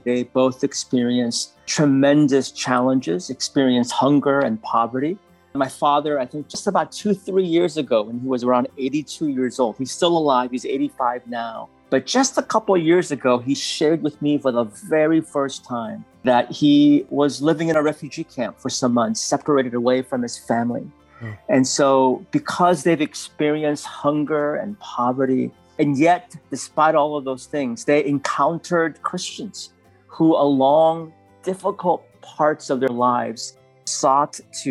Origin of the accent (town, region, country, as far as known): San Francisco, California, United States; born or raised there; English is a second language; also born or lived in Seoul, South Korea